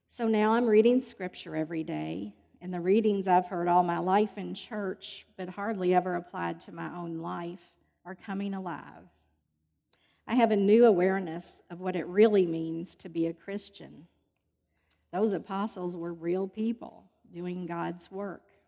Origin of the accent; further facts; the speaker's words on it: Louisville, Kentucky, United States; I was born in Louisville and I've lived here all my life.